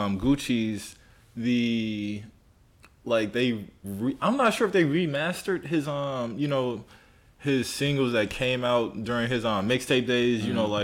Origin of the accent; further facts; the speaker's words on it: Chicago, Illinois, United States; I'm from Chicago